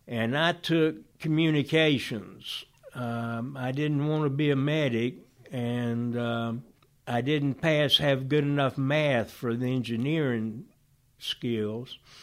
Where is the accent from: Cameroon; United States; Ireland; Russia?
United States; Oxford, Georgia; also born or lived in Griffin, Georgia; we moved when I was one month old to Oxford, Georgia, to the Emory University, uh, Oxford College